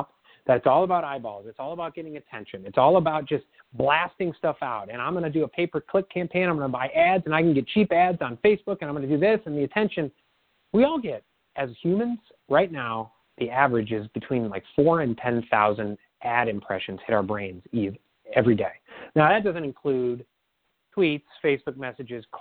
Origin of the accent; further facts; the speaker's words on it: Midwest, United States; I grew up in the Midwest